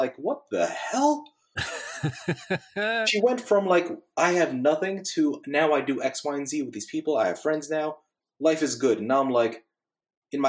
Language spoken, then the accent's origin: English; Northeast, United States; now in Bible Belt, United States; I'm from the Northeast